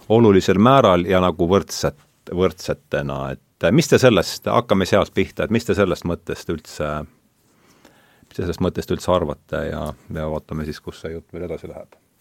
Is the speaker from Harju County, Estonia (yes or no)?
no; Rakvere, Lääne-Viru County, Estonia; olen pärit Rakverest, seal ei olnud India filosoofia minu lapsepõlves